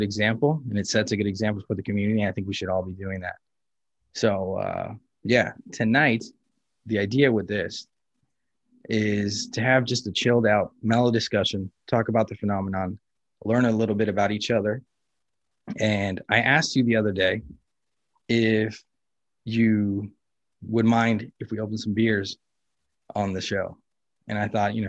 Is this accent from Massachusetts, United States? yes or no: no; Los Angeles, California, United States; I grew up in California and in Los Angeles and Venice Beach